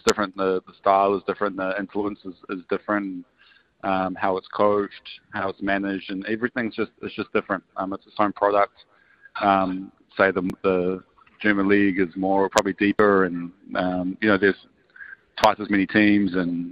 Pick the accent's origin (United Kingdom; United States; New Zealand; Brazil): New Zealand; Nelson; I grew up in Nelson